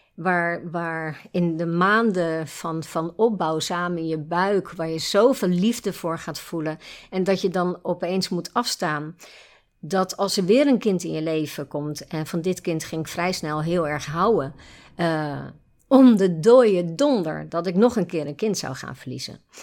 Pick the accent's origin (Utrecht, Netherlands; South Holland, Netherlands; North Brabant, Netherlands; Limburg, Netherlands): South Holland, Netherlands; Nieuwerkerk aan den IJssel; moved away as an adult; also born or lived in Gouda / Breda; Ik ben mhm. geboren in Gouda, opgegroeid in Nieuwkerk en IJssel